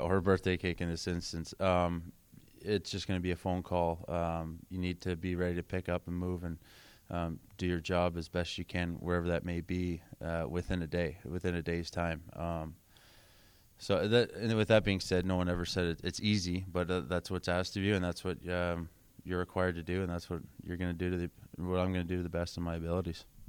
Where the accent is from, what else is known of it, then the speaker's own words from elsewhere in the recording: Kingsville, Ontario, Canada; also born or lived in Windsor, Ontario; I grew up in Southern Ontario, grew up in Kingsville.